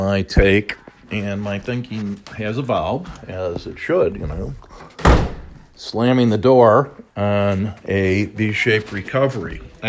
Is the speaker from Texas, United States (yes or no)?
no; Chicago, Illinois, United States; But because I'm from the South Side, I'm not going to pay $10 for a beer.